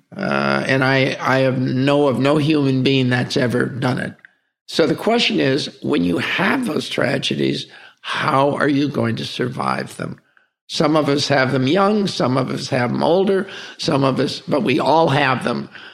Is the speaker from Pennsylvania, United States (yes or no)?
no; Palm Springs, California, United States; we grew up in Palm Springs, California